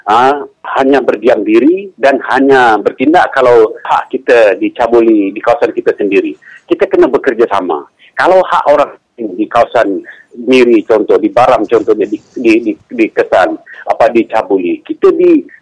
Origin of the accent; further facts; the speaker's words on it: Sarawak, Malaysia; jadi gerakan kita sebagai anak Sarawak harus bersepadu sekarang